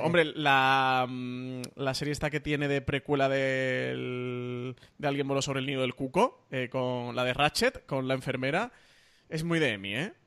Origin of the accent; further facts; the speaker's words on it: Málaga, Andalusia, Spain; soy el malagueño de los tres